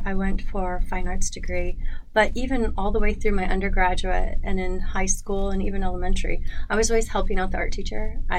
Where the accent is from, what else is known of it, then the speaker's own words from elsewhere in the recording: Indiana, United States; moved away as an adult; also born or lived in Georgia / Brazil; now in Charlotte, United States; I'm originally from Indiana